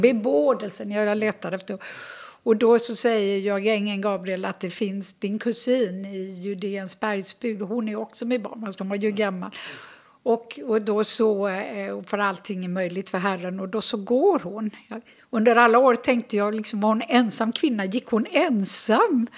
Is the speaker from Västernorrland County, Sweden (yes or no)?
no; Gothenburg, Västra Götaland, Sweden; moved away as an adult; also born or lived in Jerusalem / Sörmland / Österlen; Jag är född och uppvuxen i Göteborg